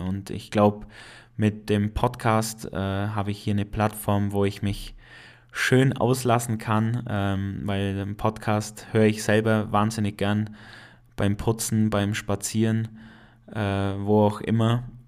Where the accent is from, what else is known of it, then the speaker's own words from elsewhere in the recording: Allgäu, Bavaria, Germany; accent: Allgäuer; ich komme aus dem schönen Allgäu. Äh, ich bin kein Schwabe, auch wenn das Allgäu zum Regierungsbezirk Schwaben gehört, äh, bin ich kein Schwabe, ich bin einfach Allgäuer. Und das hast du vielleicht schon an meinem Akzent ein äh, bisschen gemerkt.